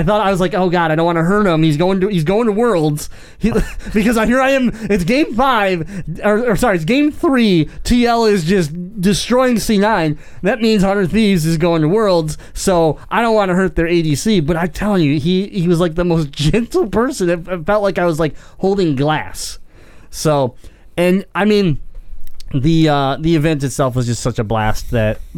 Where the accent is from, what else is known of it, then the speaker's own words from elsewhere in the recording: Detroit, Michigan, United States; we came from Detroit